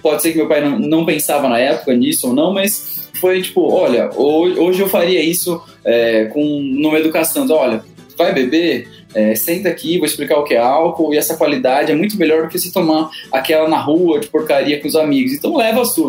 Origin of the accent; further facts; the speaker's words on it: Presidente Prudente, São Paulo, Brazil; moved away as an adult; now in São Paulo, Brazil; Eu sou de Presidente Prudente, interior de São Paulo tá uns 580 quilômetros aqui da capital. Cresci, nasci, cresci lá